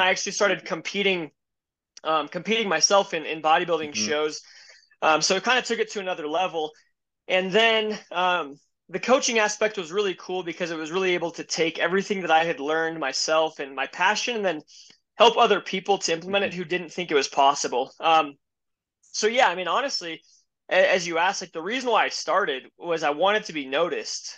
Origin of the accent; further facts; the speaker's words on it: Denver, Colorado, United States; I grew up in Denver, Colorado, um, born and raised here